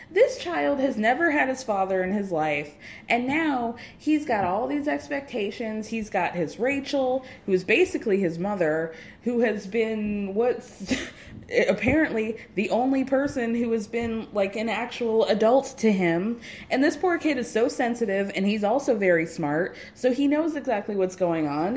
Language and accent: English; New York, United States; I am a New Yorker through and through.